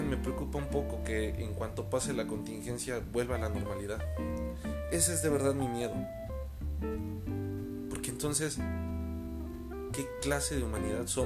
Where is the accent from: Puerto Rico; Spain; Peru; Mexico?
Mexico; hablaré por México porque es lo que me consta, es lo que conozco y es porque es mi tierra, porque es mi gente.